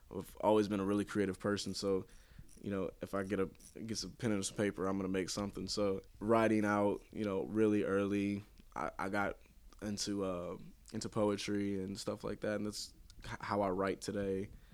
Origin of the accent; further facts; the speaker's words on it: St. Louis, Missouri, United States; I've always been around Saint Louis, so, uh, this is my home